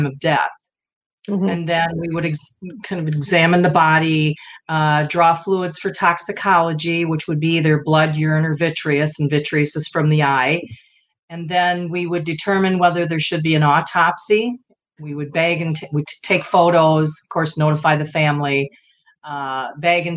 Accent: Midwest, United States; I'm from the Midwest

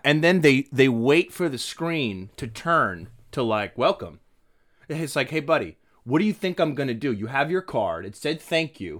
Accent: Maine, United States; moved away as an adult; now in Los Angeles, United States; originally, I'm from Maine. I've been here for ten years.

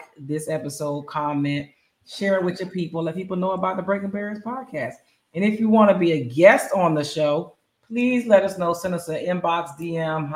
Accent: Bristol, Pennsylvania, United States; my hometown, Bristol, Pennsylvania

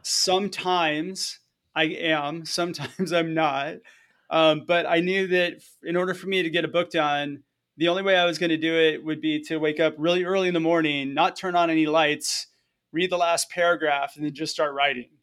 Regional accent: Southern California, United States; moved away; also born or lived in Hawaii; I was born and raised in Southern California, so I grew up as a surfer

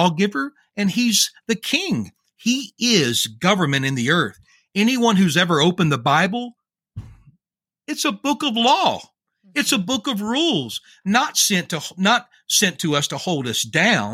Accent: Louisiana, United States; I'm from Louisiana

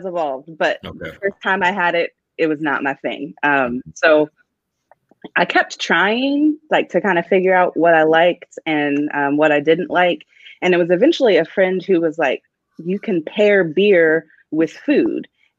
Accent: Frederick, Maryland, United States; shout out my hometown.

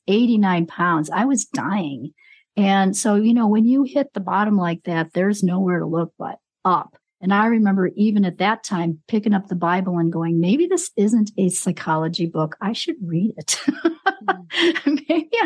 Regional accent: Chicago, Illinois, United States; now in New Mexico, United States; I'm in New Mexico. Yeah, I was born and raised in Chicago

